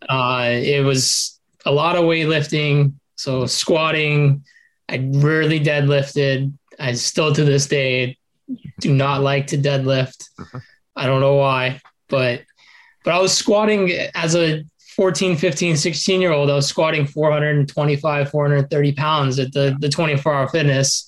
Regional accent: Las Vegas, Nevada, United States; also born or lived in Oregon; we moved to Vegas okay. when I was like eight. We moved from Oregon

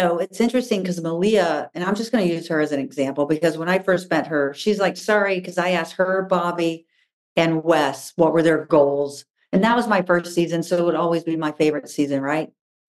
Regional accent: the South, United States; Honestly, it goes back to my family. I was raised in the South, right?

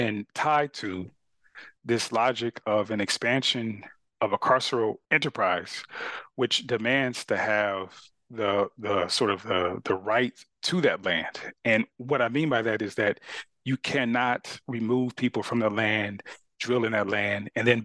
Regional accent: Carson, California, United States; moved away as an adult; also born or lived in Austin, Texas; the area where I grew up a city called Carson

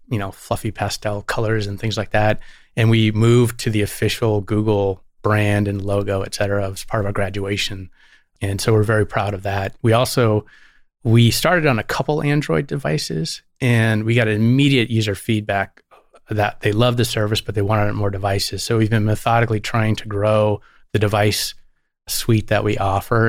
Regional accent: Santa Barbara, California, United States; born or raised there; also born or lived in Syracuse, New York

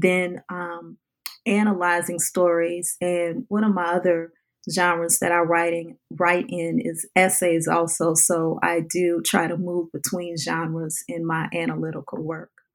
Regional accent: New Orleans, Louisiana, United States; growing up in the New Orleans area

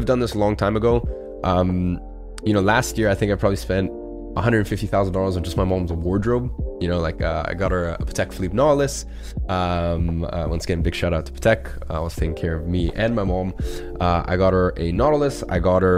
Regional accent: London, United Kingdom; we grew up in London

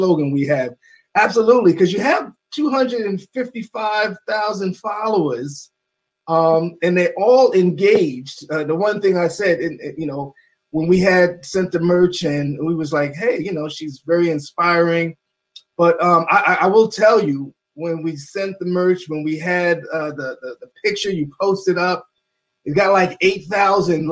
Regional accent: New York City, New York, United States; I'm a native New Yorker

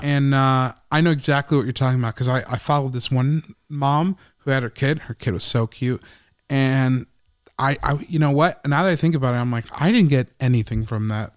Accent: Chicago, Illinois, United States; that's my hometown

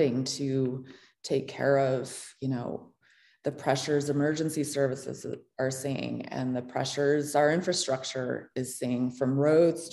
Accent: Montana, United States; I grew up in Montana, and I went to Montana State University

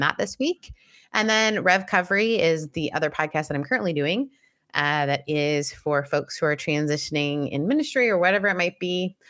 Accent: Southern California, United States; I'm from Southern California

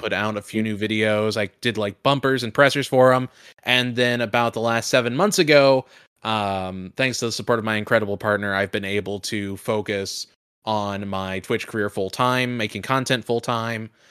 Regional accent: Indianapolis, Indiana, United States; moved away; my hometown of Indianapolis

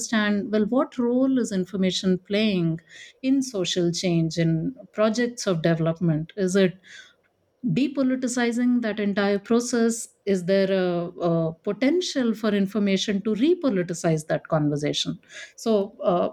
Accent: Delhi, India; now in Bangalore, India; I was born in Delhi in India

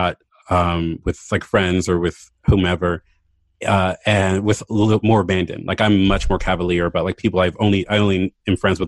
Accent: Baltimore, Maryland, United States; moved away as an adult; also born or lived in Philadelphia; I moved to Baltimore back home 2 years ago for David's job

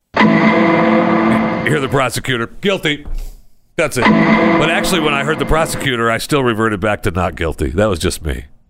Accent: Michigan, United States; moved away; It's going on in my home state.

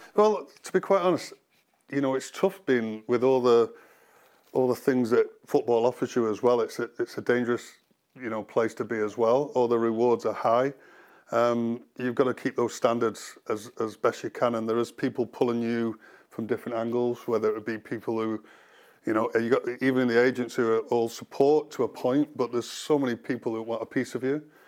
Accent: Cheshire, North West England, United Kingdom; growing up in the Cheshire area

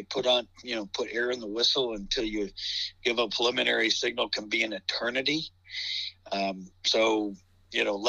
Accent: Warren, Ohio, United States; now in Sagamore Hills, United States; I'm from Warren

